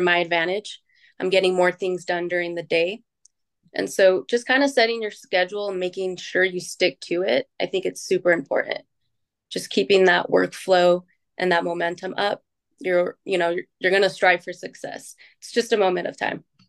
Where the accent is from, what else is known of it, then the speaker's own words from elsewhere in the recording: Utah, United States; I was born and raised in Utah